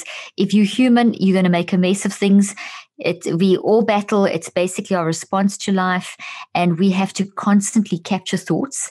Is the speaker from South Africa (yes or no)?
yes; South Africa; also born or lived in Zimbabwe; I was born in Zimbabwe and grew up in South Africa